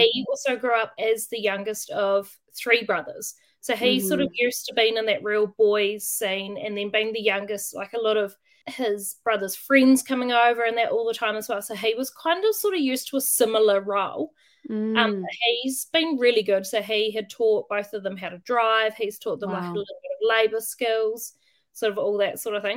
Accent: Waitara, Taranaki, New Zealand; I grew up in Waitara. So it's a small town

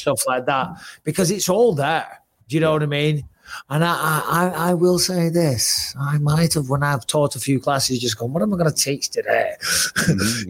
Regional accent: Clitheroe, North West England, United Kingdom; I'm from Clitheroe.

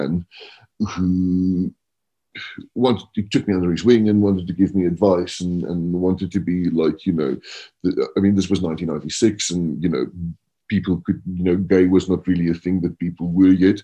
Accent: Stellenbosch, Western Cape, South Africa; moved away as an adult; also born or lived in London; now in Johannesburg, South Africa; I grew up in Stellenbosch

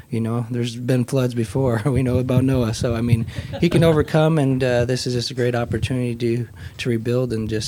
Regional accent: Council Bluffs, Iowa, United States; Hi, I'm from Council Bluffs

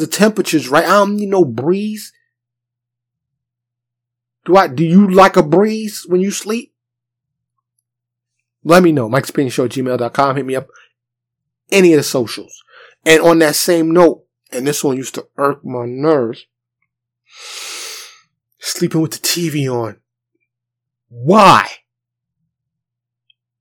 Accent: New York City, New York, United States; moved away as an adult; now in Dallas, United States; I grew up in New York City.

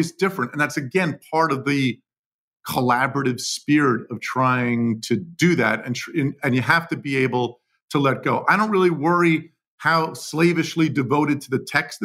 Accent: Livingston, New Jersey, United States; also born or lived in Newark, New Jersey; I was born in Newark. I was raised in Livingston, New Jersey, which is about 7 miles outside. Still live in New Jersey.

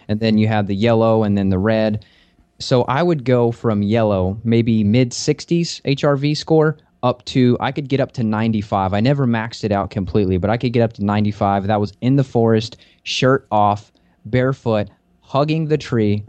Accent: Kentucky, United States; also born or lived in Las Vegas; I'm from Kentucky, where it's a temperate forest

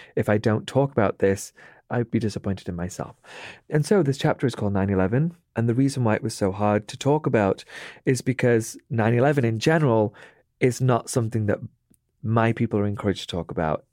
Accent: United Kingdom; accent: British

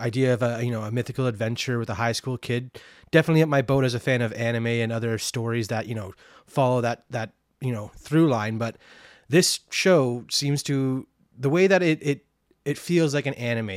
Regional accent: Canada; growing up in Canada

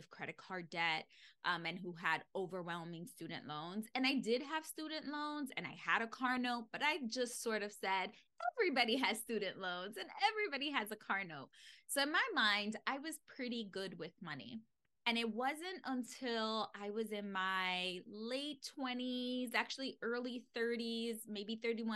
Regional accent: New York City, New York, United States; I grew up in the Bronx. It is the poorest borough in New York City.

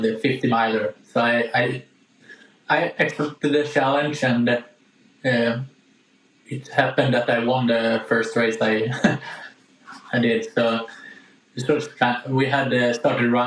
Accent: Gävle, Gävleborg County, Sweden; I used the small hill we have in Gävle, where I live

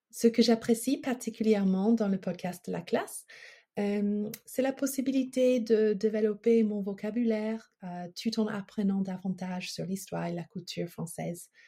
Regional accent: United States; French is a second language; also born or lived in Paris; euh, je suis américaine et j'apprends le français depuis ma dernière année de lycée. J'ai poursuivi mes études à l'université et j'ai eu la chance de passer une année et demie à Paris il y a longtemps.

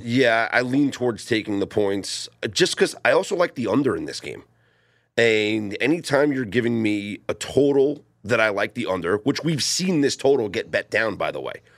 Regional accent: New York City, Northeast, United States; Growing up in the Northeast, uh, it is not a college football haven. Well, in the New York City metropolitan area, it's not

